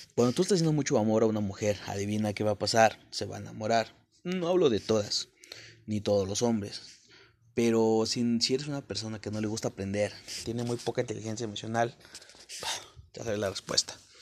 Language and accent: Spanish; Puebla, Mexico; moved away; al llegar a la capital, soy de Puebla, México.